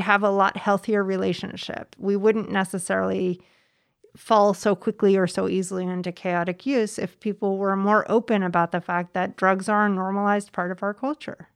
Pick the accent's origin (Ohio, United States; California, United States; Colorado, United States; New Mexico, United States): California, United States; Mendocino County; also born or lived in Bay Area; I grew up in Mendocino County